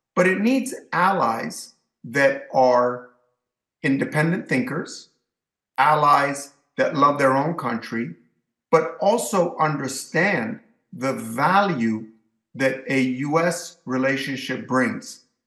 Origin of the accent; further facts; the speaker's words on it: United States; I'm an American. I was born in the United States.